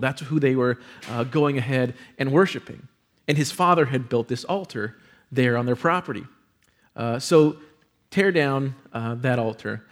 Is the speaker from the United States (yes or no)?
yes; San Antonio, Texas, United States; moved away as an adult; it brought me back to San Antonio to be in one of the top thirty-five markets in the country at the age of twenty-three.